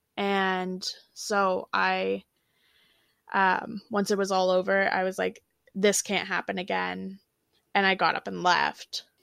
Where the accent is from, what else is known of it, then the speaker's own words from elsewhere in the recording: Ontario, Canada; I'm from Ontario, Canada